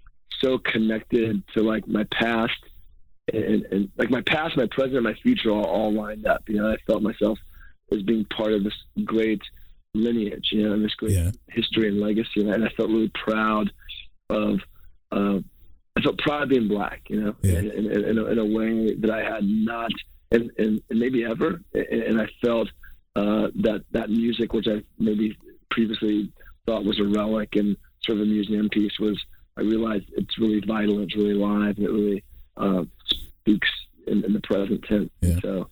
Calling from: New York, United States; I'm calling you from New York right now.

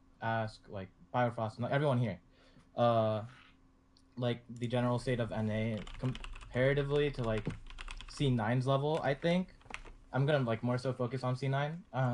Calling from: New England, United States; I'm calling from, like, the New England region.

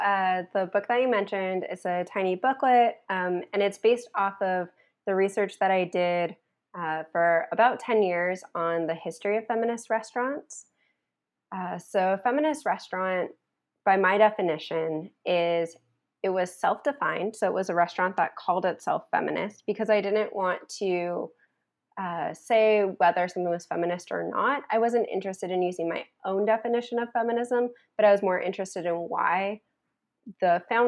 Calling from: Montreal, Quebec, Canada; I'm calling in from Montreal, Canada

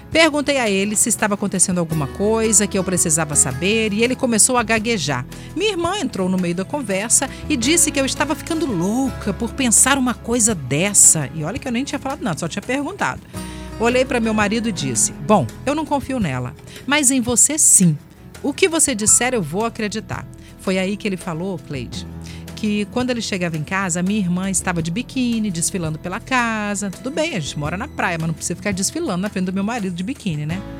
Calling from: Nova Almeida, Espírito Santo, Brazil; sou de Nova Almeida e adoro seu programa.

